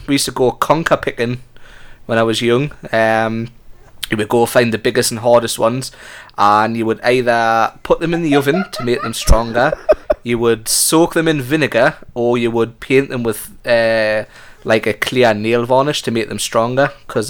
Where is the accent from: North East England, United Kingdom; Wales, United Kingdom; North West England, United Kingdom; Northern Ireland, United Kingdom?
North East England, United Kingdom; Geordie; accent: Geordie; moved away; I think I'm a Jordy trapped in an American. I think I'm American trapped in a Jordy body.